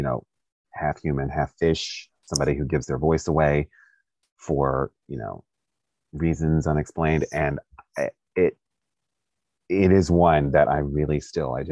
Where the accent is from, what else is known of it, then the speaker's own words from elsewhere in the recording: Kentucky, United States; also born or lived in Stockbridge, Georgia; I was born in Stockbridge and I lived there till I was six, and then my dad moved us to Kentucky